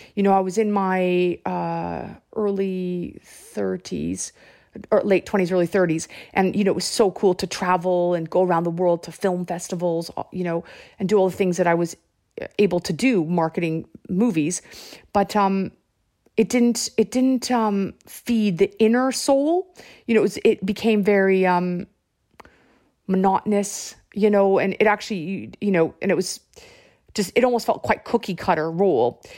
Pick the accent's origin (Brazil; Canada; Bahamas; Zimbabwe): Canada; moved away; I'm Canadian